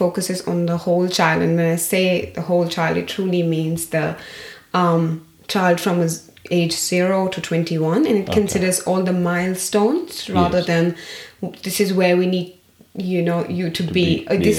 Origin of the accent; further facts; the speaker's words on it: Pune, Maharashtra, India; moved away as an adult; now in Australia; I come from Pune, a small town in the west of India